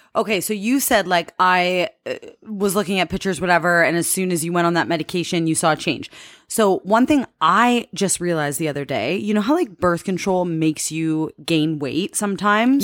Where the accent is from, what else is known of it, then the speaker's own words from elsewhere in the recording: Canada; I'm from Canada